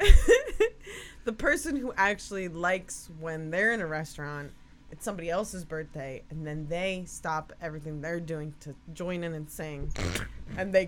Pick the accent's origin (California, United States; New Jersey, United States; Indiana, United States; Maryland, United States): New Jersey, United States; I'm from Jersey too.